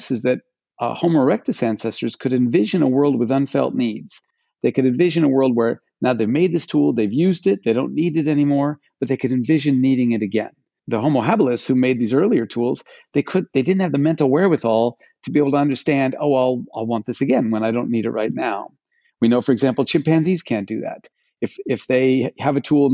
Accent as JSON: {"language": "English", "region": "Alaska", "country": "United States", "tie": "born or raised there", "said": "I grew up in Alaska, started skiing when I was 4 years old"}